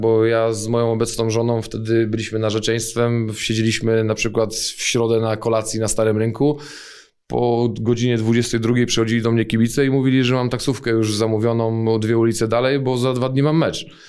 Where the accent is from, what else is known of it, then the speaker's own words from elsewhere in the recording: Poznań, Greater Poland, Poland; ja urodziłem się w Poznaniu. Y, mieszkałem większość życia na Ratajach